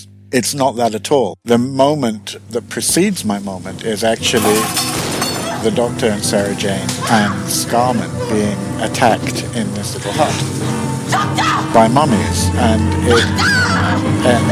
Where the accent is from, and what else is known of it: United Kingdom; born or raised there; moved away as an adult; now in Sweden